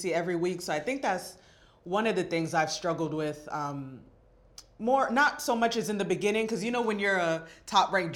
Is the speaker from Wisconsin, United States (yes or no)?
no; North Miami, Florida, United States; I'm also born and raised in Miami, and we just have that like car culture in us. I'm from North Miami